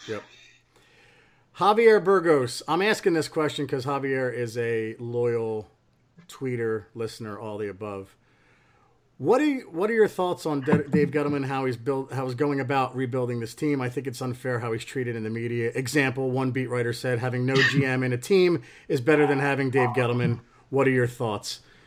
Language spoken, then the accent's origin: English; New Jersey, United States; I grew up in Tr-, in New Jersey